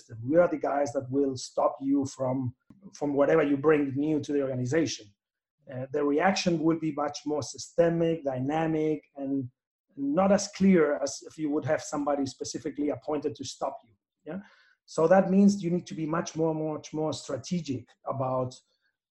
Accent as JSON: {"language": "English", "country": "Spain", "moved": "yes", "lives_now": "Chile", "said": "I'm based in Chile, as you said, and it's there where I make my life, even though I'm from Spain."}